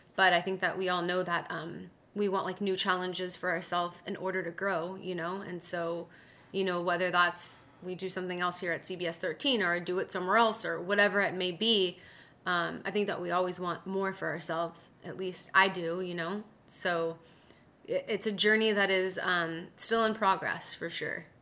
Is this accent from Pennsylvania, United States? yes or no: no; Southern California, United States; moved away as an adult; also born or lived in Mississippi / Huntsville, Alabama; now in Sacramento, United States; I'm from Southern California